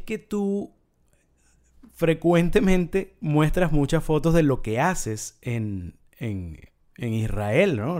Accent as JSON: {"language": "Spanish", "country": "Venezuela", "said": "como venezolano"}